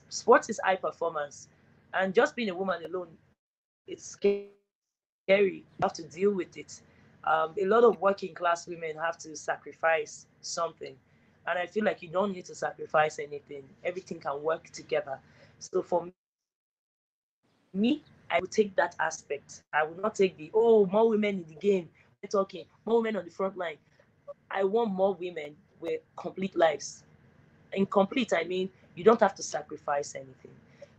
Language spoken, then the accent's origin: English; Delta, Nigeria; I was in my home state of Delta State that day.